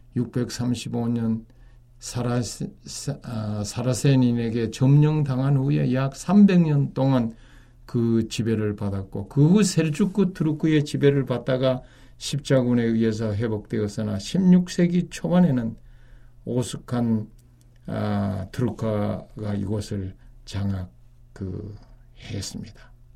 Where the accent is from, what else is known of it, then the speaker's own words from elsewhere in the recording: South Korea; moved away; 저는 이제 외국에 그 오래 사는 동안에 여러 외국인 사람들이 우리 한국인들에게 이 접근해 왔습니다